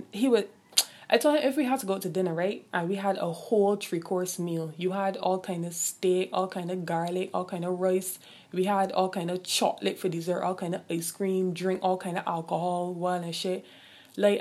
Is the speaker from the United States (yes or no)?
no; Barbados; I'm from the Caribbean, I'm from Barbados